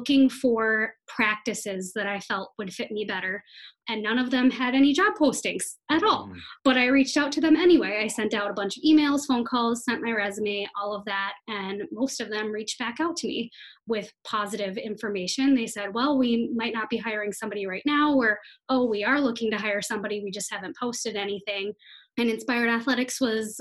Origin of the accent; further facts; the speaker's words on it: Minnesota, United States; also born or lived in Iowa; I'm from Minnesota